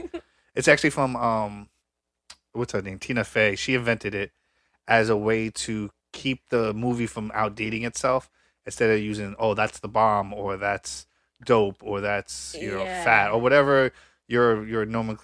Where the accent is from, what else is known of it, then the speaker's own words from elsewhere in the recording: Michigan, United States; I'm from Michigan.